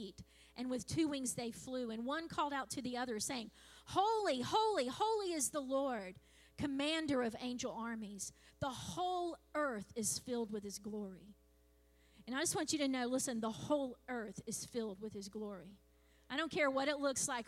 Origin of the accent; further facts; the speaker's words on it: Clewiston, Florida, United States; I was born in Clewiston Hospital